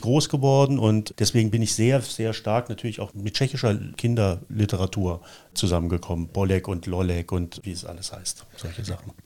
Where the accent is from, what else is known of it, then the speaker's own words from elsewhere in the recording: East Germany, Germany; als ich so in dem Erstlesealter war, mhm. das, äh, zumal in der DDR